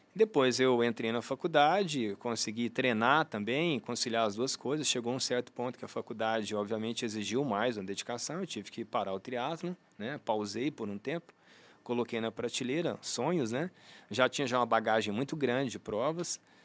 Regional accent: Uberlândia, Minas Gerais, Brazil; eu sou de Uberlândia, né? Nascido e criado aqui

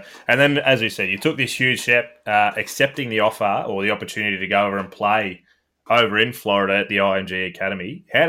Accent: Melbourne, Victoria, Australia; we're both from Melbourne.

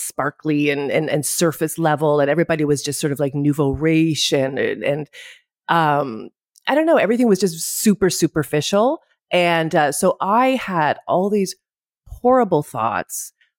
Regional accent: Ottawa, Ontario, Canada; moved away as an adult; now in Greece; I'm in Greece. I live here. I'm Canadian. I'm from Ottawa, but I live in Greece. I've lived here, oh my God, for like 28 years or something crazy like that.

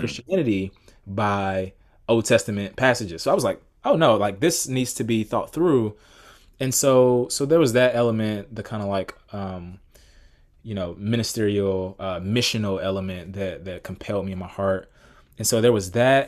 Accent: Atlanta, Georgia, United States; I grew up in Atlanta, Georgia. Actually still live in Atlanta now.

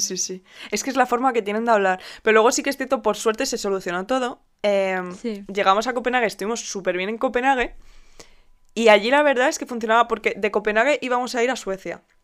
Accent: Spain; como buenos españoles

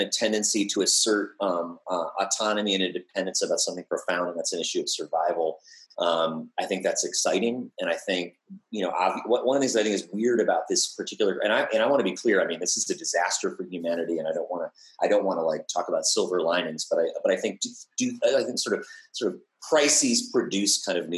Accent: United States; also born or lived in Colorado, United States / Montana, United States; I grew up in the American West, and I was surrounded by infrastructure of nuclear war. I grew up near Rocky Flats before we moved to, which is in Colorado

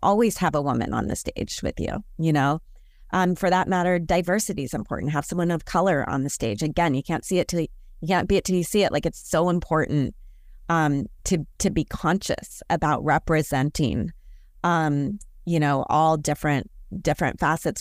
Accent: Portland, Oregon, United States; I'm from Portland, Oregon.

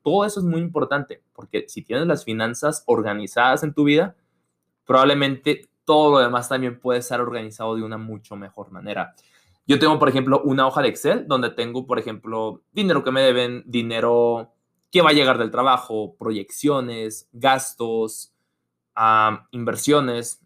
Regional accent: Mexico; moved away as an adult; now in United States; soy estudiante internacional de México en Estados Unidos

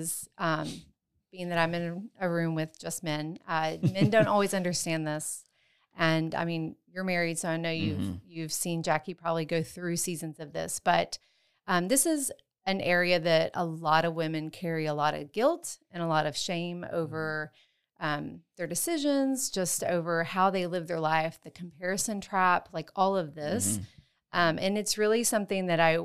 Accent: Texas, United States; moved away as an adult; also born or lived in West Africa / Washington State; I am from Texas originally.

